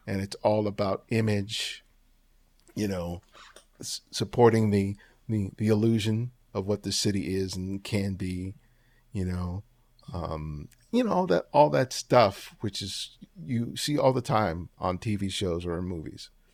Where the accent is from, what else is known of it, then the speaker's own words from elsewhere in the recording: Los Angeles, California, United States; also born or lived in New York; I grew up, I was born in New York, but I grew up in Los Angeles.